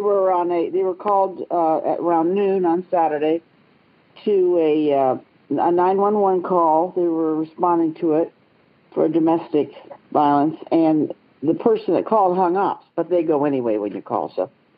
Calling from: Galena, Ohio, United States; Well, I'm calling actually from Galena, Ohio, which is just north of Columbus, Ohio.

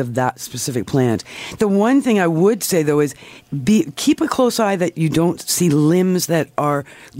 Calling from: Toronto, Ontario, Canada

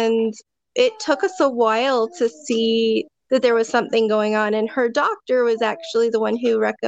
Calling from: Medford, Oregon, United States; I am in Medford, Oregon.

